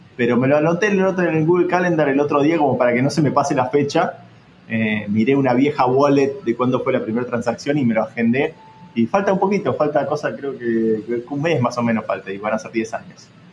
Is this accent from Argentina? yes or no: yes; Argentina; viniendo sobre todo de un país como Argentina